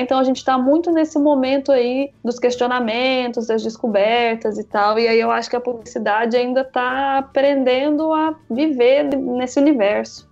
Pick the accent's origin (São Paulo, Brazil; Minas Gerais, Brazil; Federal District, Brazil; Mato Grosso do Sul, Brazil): Minas Gerais, Brazil; moved away as an adult; now in João Pessoa, Brazil; Eu sou mineira